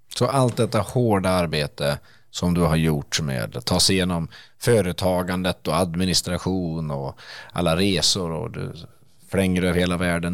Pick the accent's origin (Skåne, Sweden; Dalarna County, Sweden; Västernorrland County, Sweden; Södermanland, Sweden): Dalarna County, Sweden; also born or lived in Stockholm; now in Örebro, Sweden; jag är ju inte urnärking själv, jag är dalmas ursprungligen.